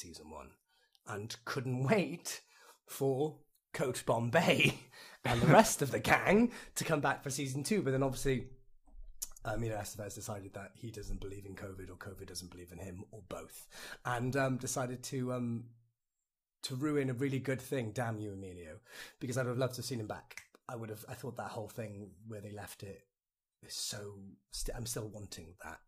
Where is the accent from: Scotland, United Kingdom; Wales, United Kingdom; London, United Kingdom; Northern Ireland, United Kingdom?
Wales, United Kingdom; As a Welsh person